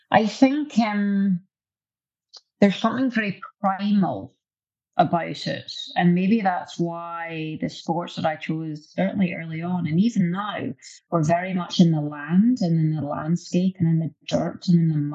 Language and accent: English; Scotland, United Kingdom; the Calvinistic aspect uh, of my DNA being Scottish.